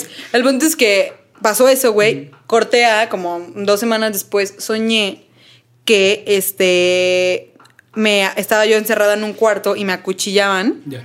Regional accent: Mexico; Donde yo antes vivía de niña en Cuapita la Bella. cuapa Eh, Cuapa.

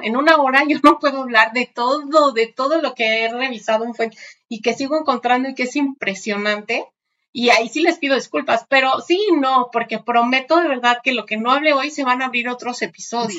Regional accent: Mexico; entre nosotros como mexicanos

